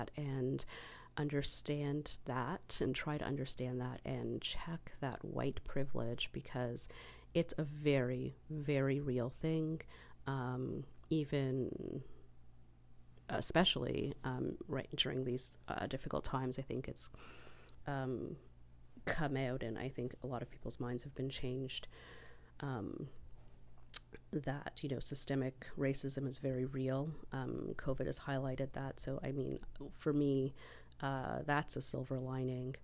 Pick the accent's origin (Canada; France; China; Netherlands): Canada; this great country of ours